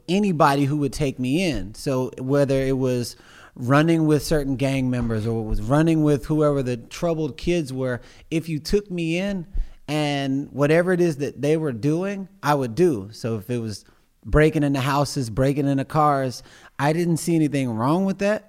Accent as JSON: {"language": "English", "town": "Missouri City", "region": "Texas", "country": "United States", "tie": "born or raised there", "said": "I grew up in Missouri City, Texas"}